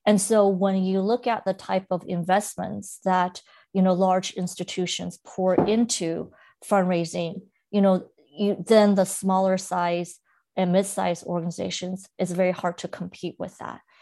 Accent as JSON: {"language": "English", "town": "Monterey Park", "region": "California", "country": "United States", "tie": "born or raised there", "also_born_or_lived": "mainland China", "second_language": "English", "said": "growing up in Monterey Park"}